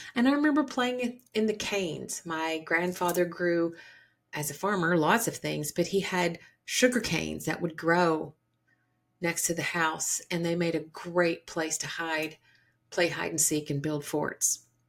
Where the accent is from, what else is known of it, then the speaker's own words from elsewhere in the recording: Georgia, United States; Growing up in the South, the deep South, Georgia